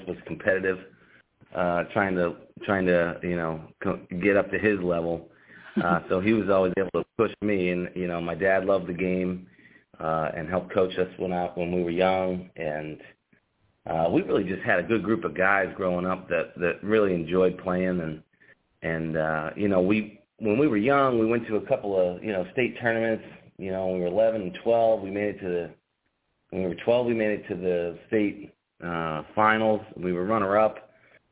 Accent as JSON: {"language": "English", "town": "Readfield", "region": "Maine", "country": "United States", "tie": "born or raised there", "also_born_or_lived": "Portland, Maine", "said": "I was born in Portland, raised in Reedfield, Maine, which is just outside of Augusta"}